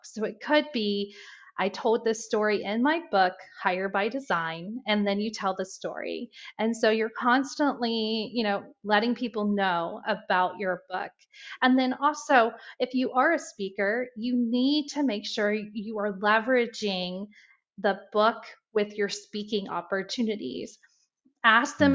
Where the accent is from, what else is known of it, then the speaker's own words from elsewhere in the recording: Indiana, United States; now in Ohio, United States; I'm from Indiana, and um, I always tell everyone that I'm a Hoosier that's in the Buckeye State. I'm a proud Hoosier.